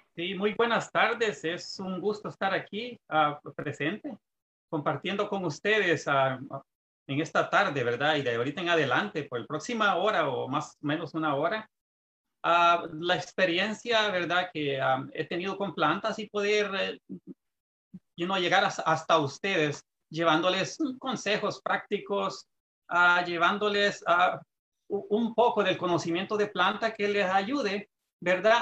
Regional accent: Santa Ana, El Salvador; moved away as an adult; now in California, United States; yo soy salvadoreño, ah, nací en un departamento que se llama Santa Ana, este, ah, por haber nacido en el campo, estuve siempre en contacto con la agricultura

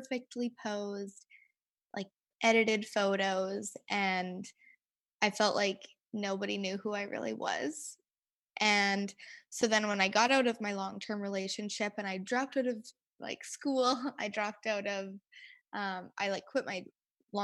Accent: Winnipeg, Manitoba, Canada; I was born and raised in Winnipeg, Manitoba.

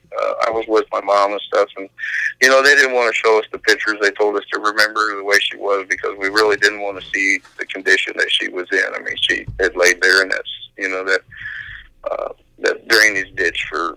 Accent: the Knolls, Ohio, United States; when I was growing up in the Knolls

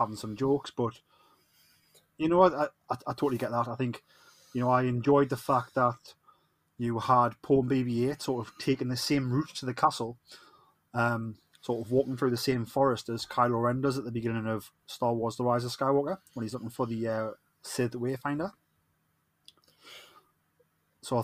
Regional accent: Newcastle upon Tyne, North East England, United Kingdom; accent: Geordie; I'm the Geordie

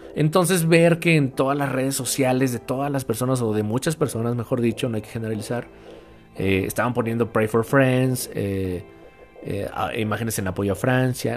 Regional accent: Mexico; aquí en mi país, reitero, aquí en México

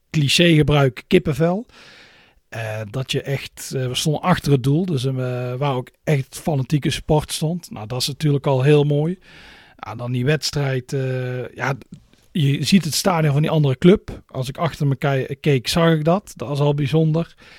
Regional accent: Netherlands; als Nederlander

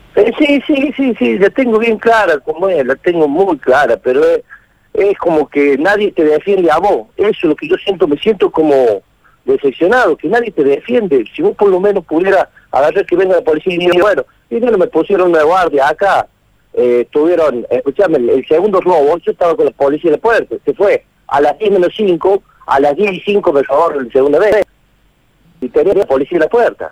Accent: Villa de Soto, Córdoba, Argentina; yo soy de, Villa de Soto

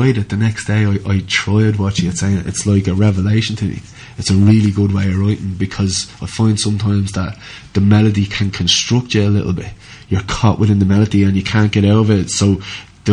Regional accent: Dublin, Leinster, Ireland; moved away as an adult; now in County Clare, Ireland; I grew up on the fringes of Dublin.

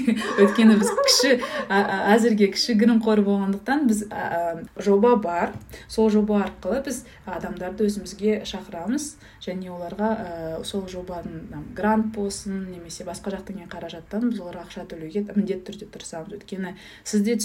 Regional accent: Kazakhstan; moved away; өйткені өзім ауылда тудым ауылда өстім

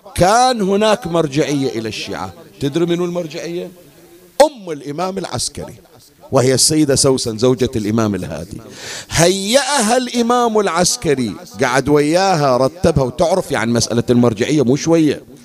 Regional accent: Bahrain; عندنا بالبحرين

